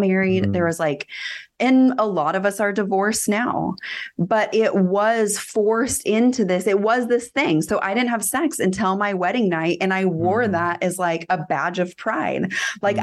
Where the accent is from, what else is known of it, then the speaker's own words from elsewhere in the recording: Northern California, United States; i live in my hometown